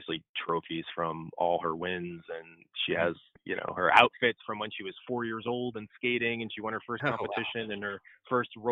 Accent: Cleveland, Ohio, United States; I'm from Cleveland

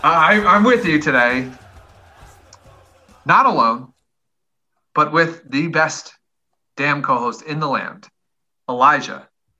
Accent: Philadelphia, Pennsylvania, United States; my hometown club have won a trophy.

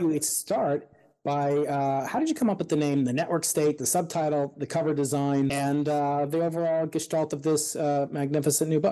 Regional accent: Suffolk County, Long Island, New York, United States; now in California, United States; I'm actually from Suffolk County

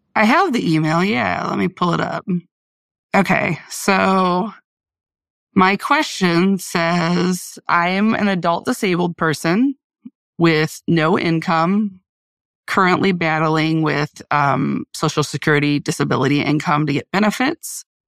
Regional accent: Central Illinois, United States; moved away as an adult; now in Wisconsin, United States; I'm originally from Central Illinois. Um, I moved to Wisconsin about two and a half years ago

